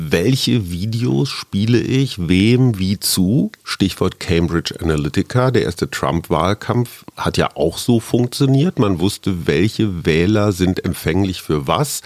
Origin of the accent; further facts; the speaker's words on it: Germany; als Deutscher